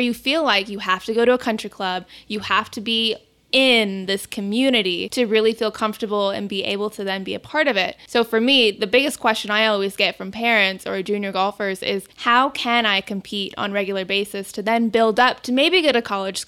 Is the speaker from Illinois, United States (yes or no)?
no; Phoenix, Arizona, United States; I grew up locally here in Phoenix